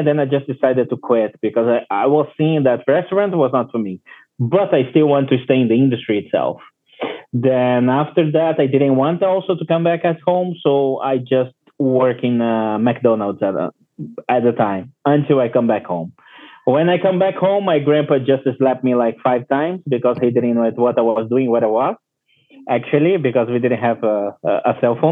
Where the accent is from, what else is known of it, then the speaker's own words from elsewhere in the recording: Brazil; English is a second language; now in Puerto Plata, Dominican Republic; I'm from Brazil originally